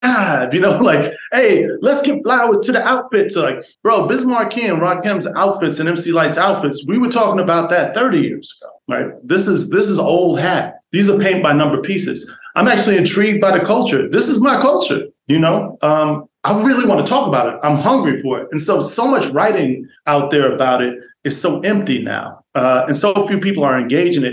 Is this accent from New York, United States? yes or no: yes; New York City, New York, United States; moved away as an adult; also born or lived in Iowa / North Carolina / Hollywood / Minneapolis; I'm from New York City, born and raised.